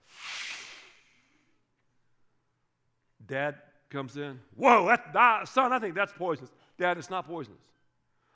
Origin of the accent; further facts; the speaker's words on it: the South, United States; I grew up in the South